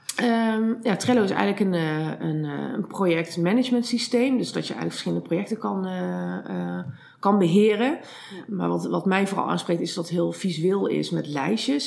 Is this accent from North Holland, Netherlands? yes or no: no; Eindhoven, North Brabant, Netherlands; ik kom afspannen uit Eindhoven en daar heb ik ook vastgoed en makelaardij gestudeerd.